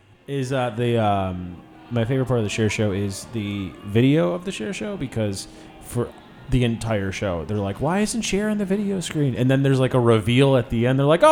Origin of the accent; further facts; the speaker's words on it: Chicago, Illinois, United States; I'm from Chicago.